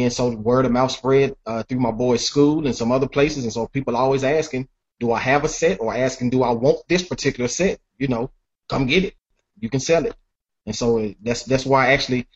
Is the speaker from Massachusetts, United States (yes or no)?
no; Nashville, Tennessee, United States; growing up in Nashville